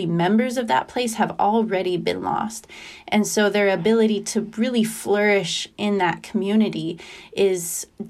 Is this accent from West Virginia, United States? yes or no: no; Idaho, United States; moved away as an adult; also born or lived in eastern United States; the farm community that I grew up in Idaho, and how the longer I was away from it, having moved to the eastern United States for college and then for work